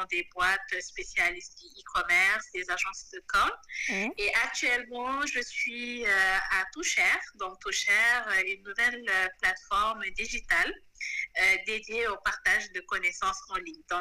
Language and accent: French; Senegal; also born or lived in Côte d'Ivoire / Cameroon; je suis une Sénégalaise de, de, 33 ans